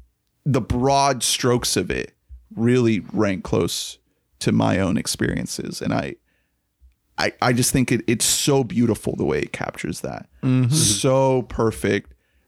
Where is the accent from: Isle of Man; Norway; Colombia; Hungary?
Colombia; now in United States; That's something that really resonated with me because I'm an immigrant from Colombia.